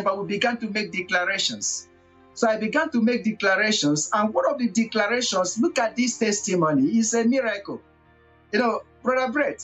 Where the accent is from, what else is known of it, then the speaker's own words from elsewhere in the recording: Abia, Nigeria; now in Togo; I come from Nigeria, a part of Nigeria that is called southeast of Nigeria, Abia State